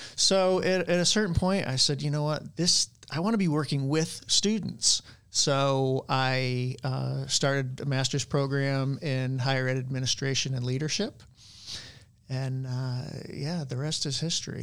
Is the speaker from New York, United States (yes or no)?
yes; near Saratoga Springs, New York, United States; moved away as an adult; also born or lived in Fredonia, New York; now in Mobile, United States; I moved back near my hometown. Um, I was in Saratoga Springs, New York